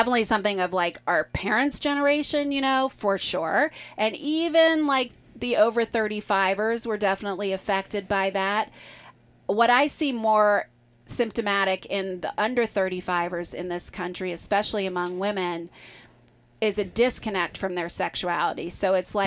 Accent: Midwest, United States; I come from the Midwest, like a long Midwestern

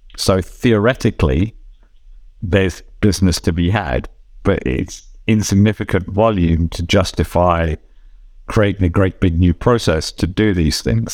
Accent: Switzerland; in my home country here in Switzerland

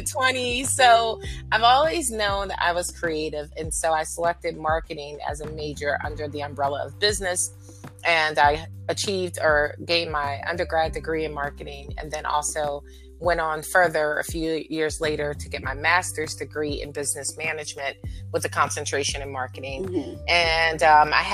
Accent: Fayetteville, North Carolina, United States; now in Philadelphia, United States; I grew up in Fayetteville, North Carolina.

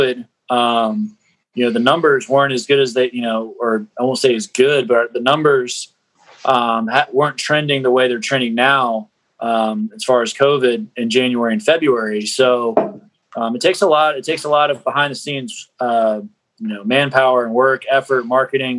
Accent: Charlotte, North Carolina, United States; I grew up in Charlotte and played Little League at South Park Youth Association

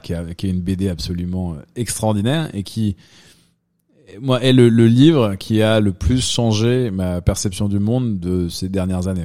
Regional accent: Dijon, Bourgogne-Franche-Comté, France; also born or lived in London, United Kingdom; now in New York, United States; moi, je viens de Dijon, donc quand même plutôt une petite ville.

